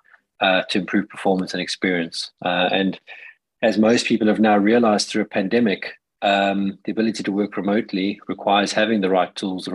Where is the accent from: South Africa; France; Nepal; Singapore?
South Africa; now in United Kingdom; I am a South African living in the UK